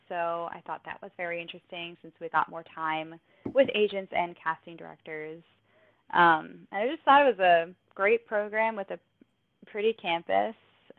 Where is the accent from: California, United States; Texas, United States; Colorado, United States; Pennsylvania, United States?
Pennsylvania, United States; Bucks County; I'm from Bucks County, Pennsylvania.